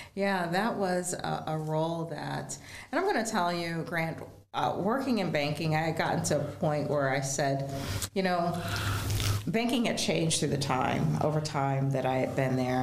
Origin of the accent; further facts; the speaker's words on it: Geauga County, Northeast Ohio, United States; I grew up in Geauga County